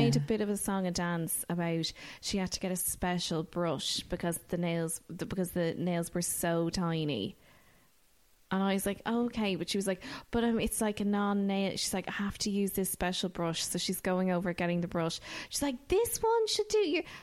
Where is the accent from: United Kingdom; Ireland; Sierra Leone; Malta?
Ireland; as Irish people